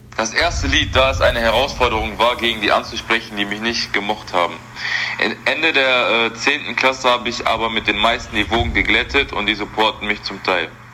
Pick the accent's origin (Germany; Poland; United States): Germany; Essen, North Rhine-Westphalia; Ich bin hier geboren, in Essen